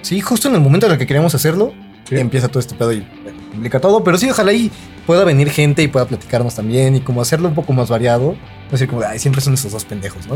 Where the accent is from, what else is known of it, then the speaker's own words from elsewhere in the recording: Mexico; siendo mexicano